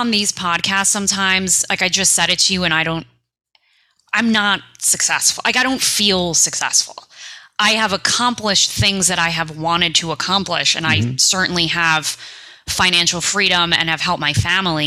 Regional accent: New York City, New York, United States; I'm a kid from New York City

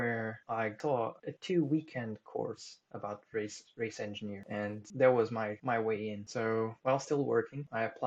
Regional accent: Tomar, Santarém District, Portugal; moved away as an adult; now in Leamington Spa, United Kingdom; I come from a little city in the center of Portugal called Tomar, which is the city of Templars.

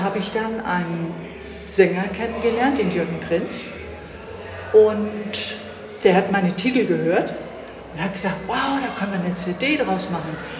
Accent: Hamburg, Germany; meine Heimatstadt ist Hamburg. Ich komme aus Hamburg

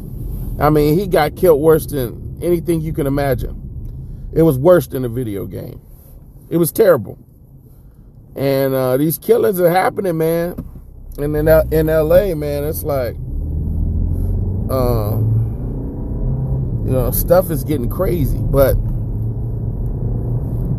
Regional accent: Inglewood, California, United States; I'm from Inglewood

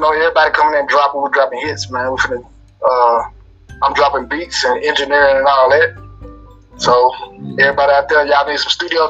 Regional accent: Memphis, Tennessee, United States; I grew up in South Memphis and Frazier. I was young in South Memphis and moved to Frazier during my 20s, early 20s

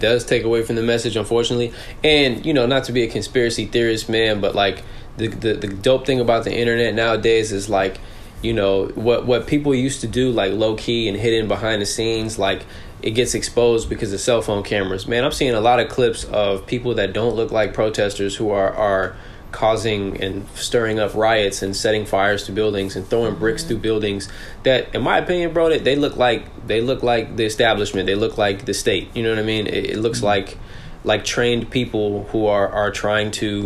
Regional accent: Southern California, United States; also born or lived in New York; I grew up out here in Southern California in a Desi household

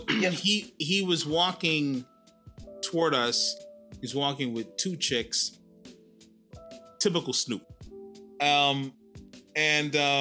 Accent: New York City, New York, United States; now in Sydney, Australia; I'm from New York, man. I'm from Harlem

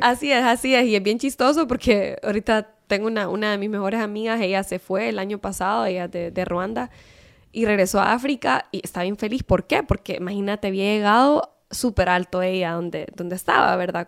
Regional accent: Honduras; moved away as an adult; yo soy hondureña

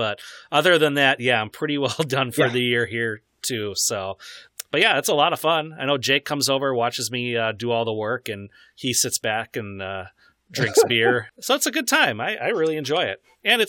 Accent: Wisconsin, United States; We're from Wisconsin here

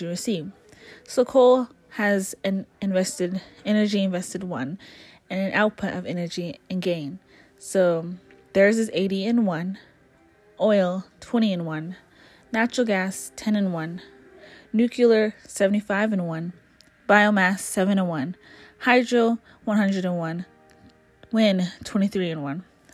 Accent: Navajo Nation, United States; I come from the Navajo Nation

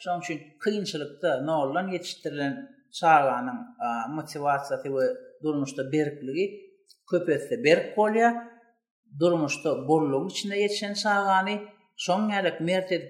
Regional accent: Turkmenistan; moved away as an adult; Men türkmen birinci birinji kurs talip

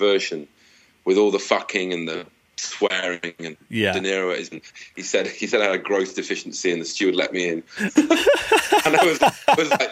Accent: Manchester, North West England, United Kingdom; moved away as an adult; also born or lived in London / Edinburgh; now in Washington, D.C., United States; I grew up in Manchester

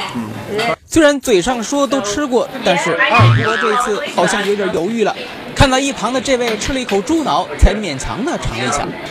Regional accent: China; 作为我们中国人来说

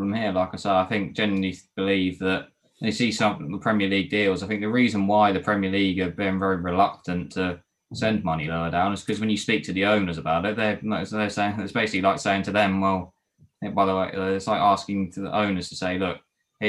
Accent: Ipswich, East of England, United Kingdom; I'm from Ipswich, it's a local club to me

